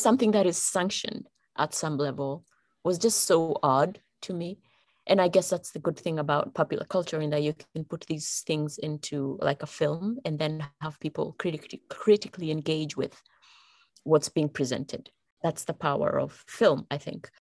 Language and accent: English; Kenya; moved away as an adult; And I'm originally from Kenya. I come from Kenya. That's where I was born and raised.